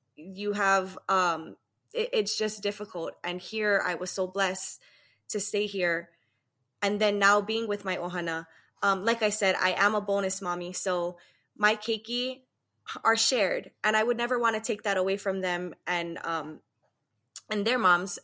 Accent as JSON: {"language": "English", "town": "Waianae", "region": "Hawaii", "country": "United States", "tie": "born or raised there", "moved": "as an adult", "lives_now": "Las Vegas, United States", "said": "I'm originally from Waianae, born and raised."}